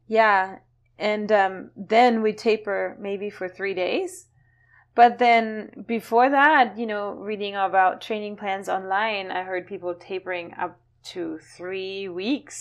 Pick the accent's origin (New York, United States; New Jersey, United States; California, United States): California, United States; now in Florida, United States; I come from California